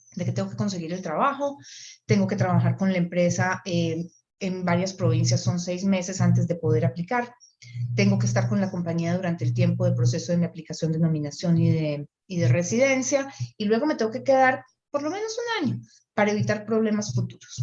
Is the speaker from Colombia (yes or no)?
yes; Colombia; now in Canada; soy colombiana y estoy trabajando con la empresa